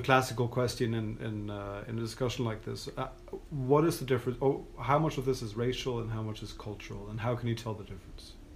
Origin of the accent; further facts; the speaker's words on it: Norway; I'm from Norway